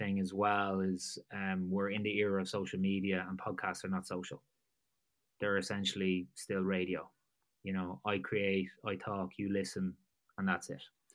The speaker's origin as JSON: {"language": "English", "town": "Drogheda", "country": "Ireland", "tie": "born or raised there", "also_born_or_lived": "Gloucester / Dublin", "moved": "as an adult", "said": "my hometown of Drogheda in Ireland. That's on the east coast of Ireland"}